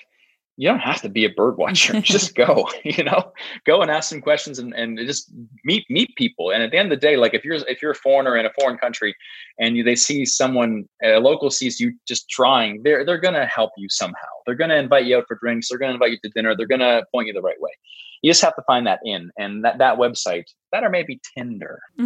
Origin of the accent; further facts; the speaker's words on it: Canada; I'm a Canadian guy.